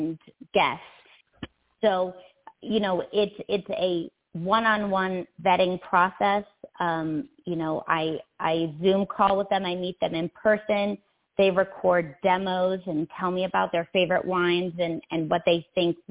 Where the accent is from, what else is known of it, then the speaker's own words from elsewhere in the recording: Philadelphia, Pennsylvania, United States; I was born and raised in Philadelphia, which doesn't have a huge wine culture